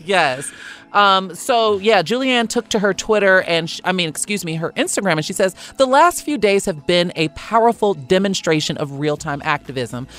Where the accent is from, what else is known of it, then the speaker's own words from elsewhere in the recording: Chicago, Illinois, United States; now in Los Angeles, United States; I'm from Chicago